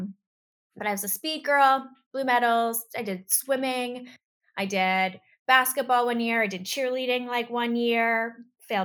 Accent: Pittsburgh, Pennsylvania, United States; I grew up in Pittsburgh, Pennsylvania

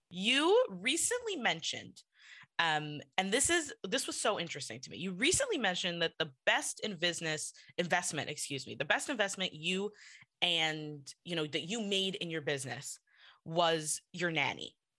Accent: New York, United States; accent: New York; I'm from New York, so people tell me that I have a New York accent

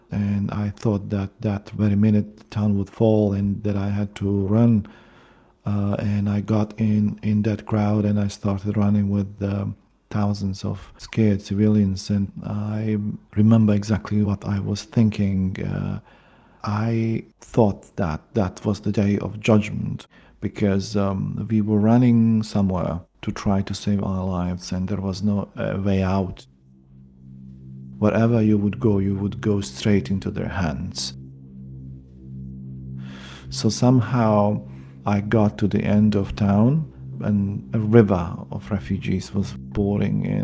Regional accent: Srebrenica, Republika Srpska, Bosnia & Herzegovina; English is a second language; I'm from Srebrenica. I'm mm, a um, survivor of the genocide.

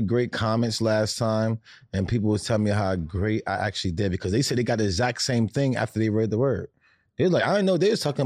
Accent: New Jersey, United States; I come from London, New Jersey

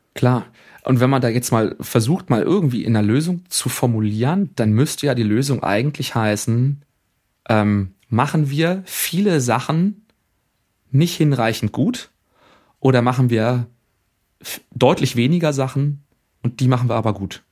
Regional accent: Germany; bei uns in Deutschland

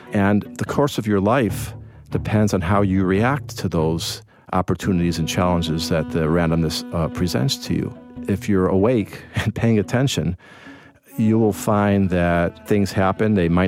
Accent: Evanston, Illinois, United States; I grew up in Chicago, actually in Evanston for most of my time in Chicago, which is a near north suburb.

